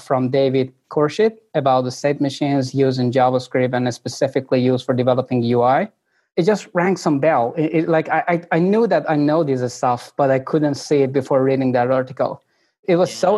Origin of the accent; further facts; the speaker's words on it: Iran; moved away; I'm originally coming from Iran